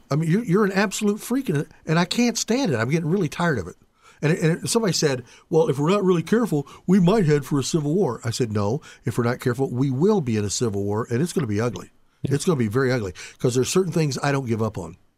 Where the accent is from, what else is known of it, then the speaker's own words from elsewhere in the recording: Indianapolis, Indiana, United States; I grew up in Indianapolis